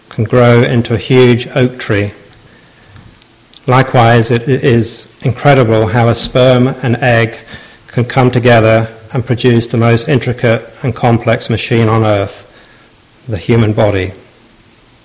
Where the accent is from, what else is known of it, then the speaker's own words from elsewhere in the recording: Southampton, South East England, United Kingdom; I've been a lifelong die-hard fan of my hometown club, Southampton.